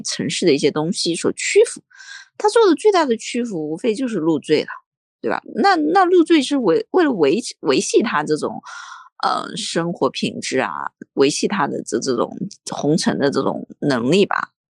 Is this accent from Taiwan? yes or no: no; China; 身为一个中国人